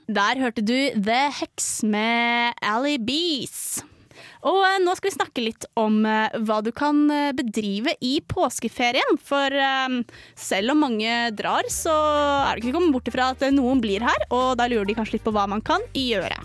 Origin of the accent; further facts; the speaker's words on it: Romerike, Akershus, Norway; also born or lived in Fetsund; now in Trondheim, Norway; på Romerike, der jeg er fra